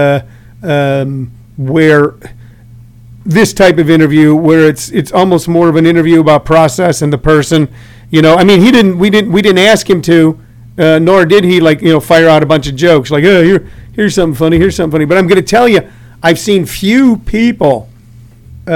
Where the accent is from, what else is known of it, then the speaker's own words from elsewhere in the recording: St. Louis, Missouri, United States; I'm from St. Louis, so I can't really love the Chicago Cubs. I grew up watching the Cardinals